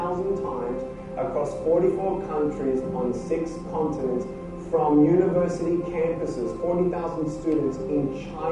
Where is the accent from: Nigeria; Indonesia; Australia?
Australia; Melbourne, Victoria; I was born in Melbourne, Australia, 1982